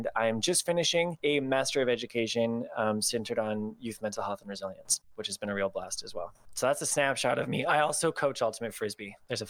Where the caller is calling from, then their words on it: Toronto, Ontario, Canada; My pronouns are he and him, and I'm calling from Toronto, Ontario, Canada.